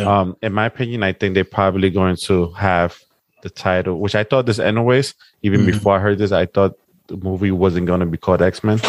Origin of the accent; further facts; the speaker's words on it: New York City, New York, United States; I grew up in South Bronx